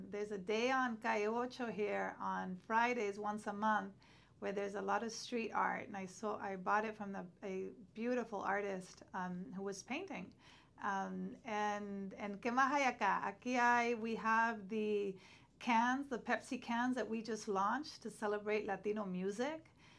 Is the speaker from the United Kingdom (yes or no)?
no; Honduras; now in United States; let alone a Central American, because I'm from Honduras, she's from Nicaragua.